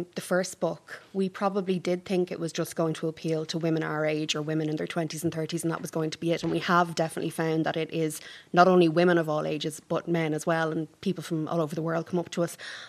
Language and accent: English; Ireland; we are Irish women of a not too young age